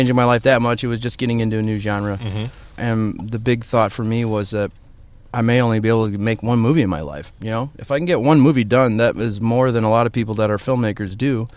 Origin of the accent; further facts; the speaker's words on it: Indiana, United States; now in Chicago, United States; I'm from Indiana